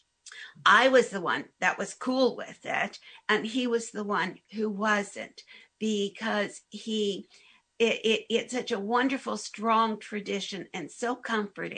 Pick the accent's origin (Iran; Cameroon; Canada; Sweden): Canada; Hamilton, Ontario; growing up in Hamilton, there was the Orthodox community